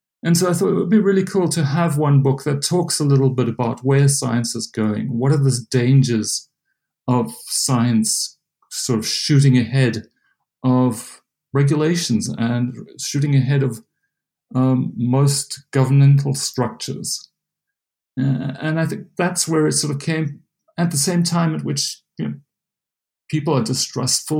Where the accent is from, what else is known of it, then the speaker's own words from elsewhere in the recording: South Africa; moved away as an adult; now in United States; I'm South African. I grew up in a small little town in South Africa